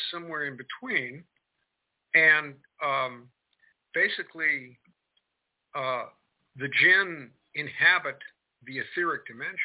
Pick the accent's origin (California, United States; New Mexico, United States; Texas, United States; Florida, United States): California, United States; Marin County; now in Kentucky, United States; So I'm in Kentucky right now, but I grew up in Marin County, California